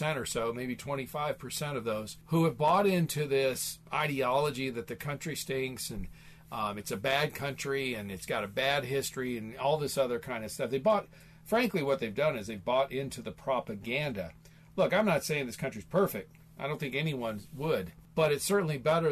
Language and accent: English; Midwest, United States; now in Phoenix, United States; I grew up in the Midwest, small town, you know, raised on a farm